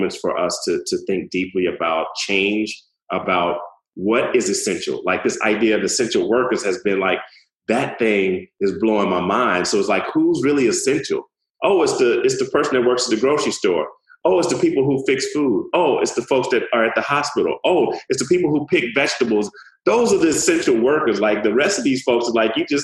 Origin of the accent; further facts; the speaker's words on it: Utica, United States; as a child growing up in Utica